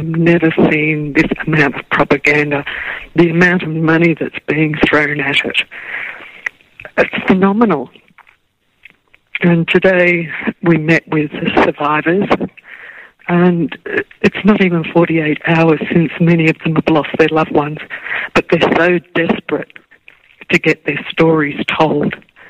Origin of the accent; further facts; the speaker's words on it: Australia; I'm from Australia.